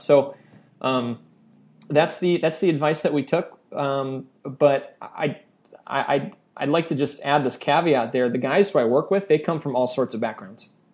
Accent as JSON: {"language": "English", "town": "Chicago", "region": "Illinois", "country": "United States", "tie": "born or raised there", "moved": "as an adult", "lives_now": "Indonesia", "said": "I grew up outside of Chicago"}